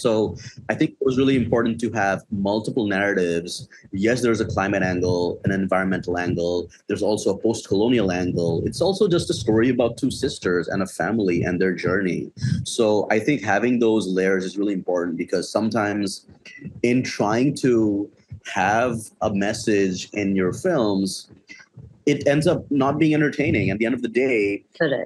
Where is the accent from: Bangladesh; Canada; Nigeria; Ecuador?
Bangladesh; I grew up in Bangladesh my entire life. I've always lived here